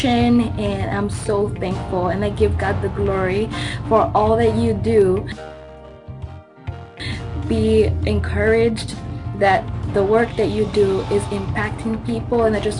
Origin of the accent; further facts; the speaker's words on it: Madagascar; now in Sioux Falls, United States; I'm from Madagascar, and I currently live in Sioux Falls, South Dakota, in the U.S.